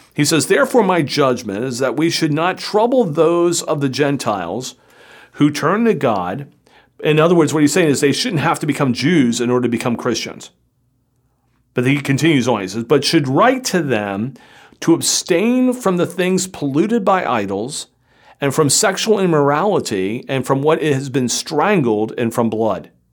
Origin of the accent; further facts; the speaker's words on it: Florida, United States; I grew up in Florida